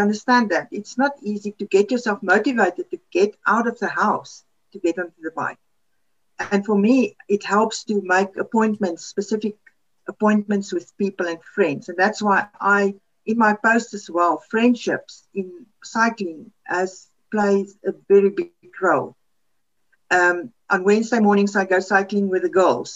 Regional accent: Namibia; first language Afrikaans; English is a second language; now in South Africa; We grew up in Namibia.

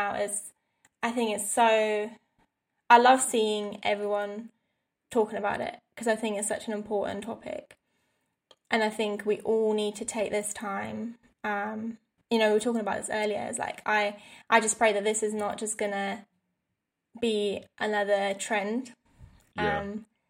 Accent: London, United Kingdom; as a white female growing up in London

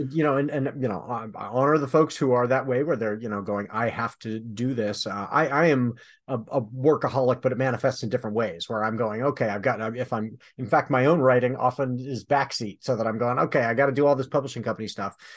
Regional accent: Michigan, United States; I'm from Michigan

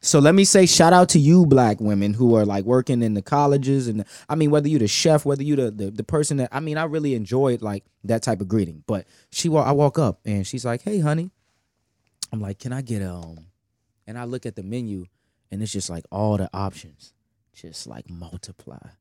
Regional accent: Washington, District of Columbia, United States; I'm from Southeast Washington, D C

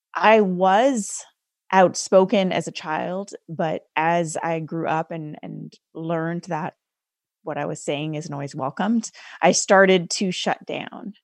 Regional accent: Canada; I was raised as a first generation Sikh Indian woman in Canada

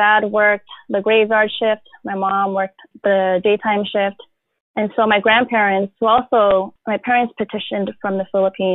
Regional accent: San Francisco, California, United States; So I currently live in San Francisco. I was born and raised here

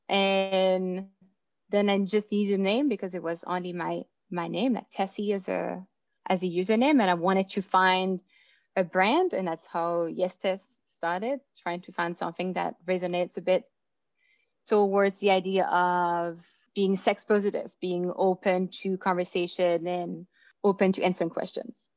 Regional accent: Belgium; moved away as an adult; now in Vancouver, Canada; I was born in Belgium. I moved here

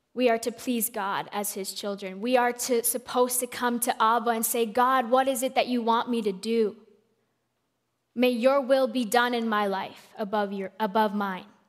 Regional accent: Colombia; I am from Colombia

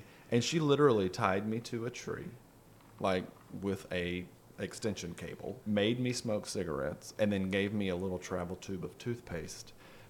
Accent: Pascagoula, Mississippi, United States; moved away as an adult; now in Atlanta, United States; I moved to Atlanta from Pascagoula because my little shitty punk rock band got signed, and there was surprisingly not a huge punk rock scene in Pascagoula, Mississippi.

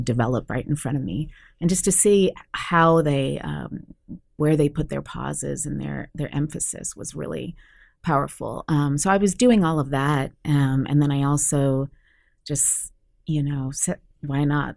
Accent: Santa Cruz, California, United States; I was basically born and raised in Santa Cruz, California in the 70s

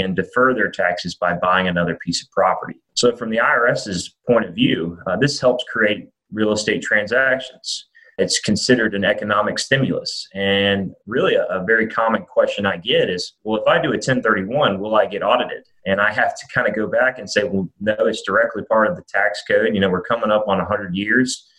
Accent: Birmingham, Alabama, United States; moved away as an adult; also born or lived in New Orleans, Louisiana; now in Nashville, United States; I was born and raised in Birmingham, undergrad at Alabama.

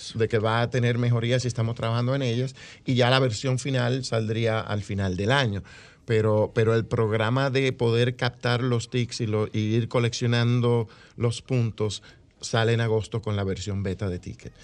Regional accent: Dominican Republic; now in United States

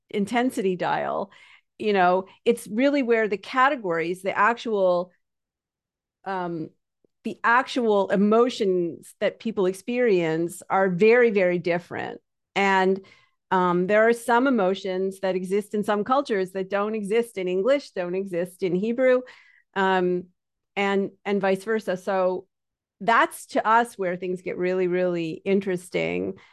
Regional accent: Canada; because I'm Canadian, but anybody who talks to me think will think I'm from New York.

